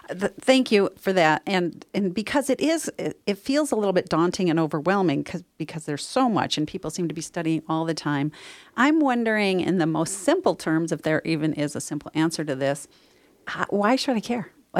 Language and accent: English; New York, United States; born there; now in Northern California, United States; I was born in New York. Here I am in Northern California.